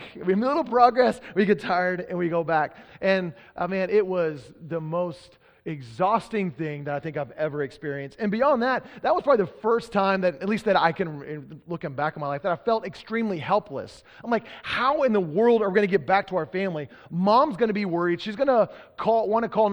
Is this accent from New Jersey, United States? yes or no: no; Texas, United States; now in Pacific Northwest, United States; I'm from Texas.